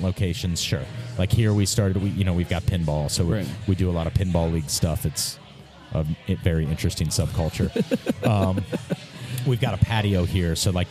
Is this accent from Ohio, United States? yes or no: yes; Mason, Ohio, United States; we're from Mason. Like, yeah. we live in Mason. Like, that's our home